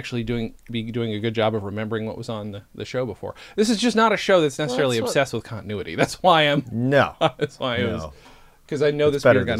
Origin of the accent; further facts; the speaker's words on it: England, United Kingdom; born there; Yeah, he was born in Canada. Same way I was born in England.